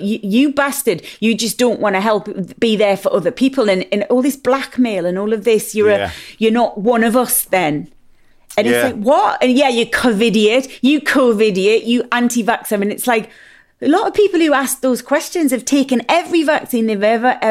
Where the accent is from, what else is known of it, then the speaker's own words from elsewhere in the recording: Newcastle upon Tyne, North East England, United Kingdom; I'm a Geordie big mouth